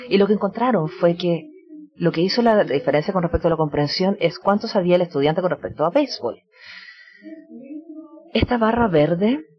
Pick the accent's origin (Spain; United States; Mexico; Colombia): United States; Y especialmente tenemos esto en Estados Unidos también, de donde vengo yo